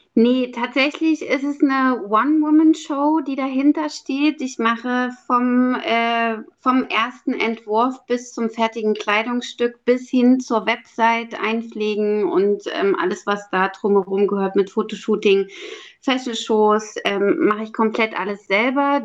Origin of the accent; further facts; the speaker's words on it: Halle, Saxony-Anhalt, Germany; moved away as an adult; also born or lived in Berlin; in meiner Heimatstadt in Halle-Saale